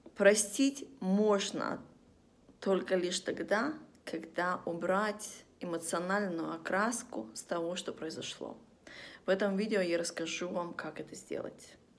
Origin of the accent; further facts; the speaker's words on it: Vladivostok, Primorsky Krai, Russia; moved away; мы из Владивостока, это один из таких городов, где после того, как стемнело на улицу выходить, вообще не стоит.